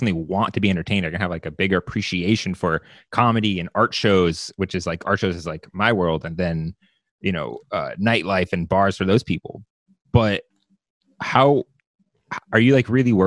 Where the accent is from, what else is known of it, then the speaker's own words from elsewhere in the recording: Woodbridge, Virginia, United States; I'm from Northern Virginia, Woodbridge